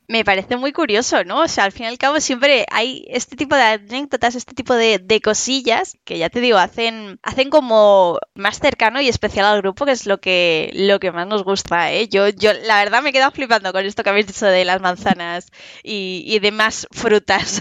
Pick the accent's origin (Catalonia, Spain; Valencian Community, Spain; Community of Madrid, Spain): Community of Madrid, Spain; Madrid; yo soy de Madrid, pero bueno, en España